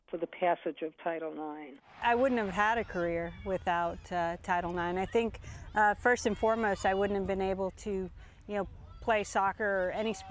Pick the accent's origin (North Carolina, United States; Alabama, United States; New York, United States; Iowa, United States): Alabama, United States; Birmingham; I grew up in Birmingham, Alabama, at a time when Birmingham was the most segregated big city in America.